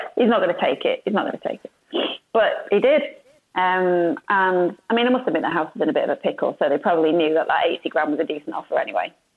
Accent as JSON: {"language": "English", "region": "Yorkshire and the Humber", "country": "United Kingdom", "tie": "born or raised there", "moved": "as an adult", "lives_now": "Sheffield, United Kingdom", "said": "I'm originally from West Yorkshire"}